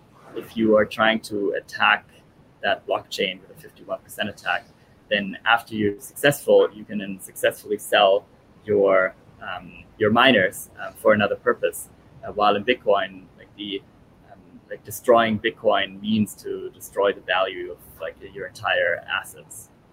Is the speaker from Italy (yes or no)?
yes; Italy; born there; I was born in Italy.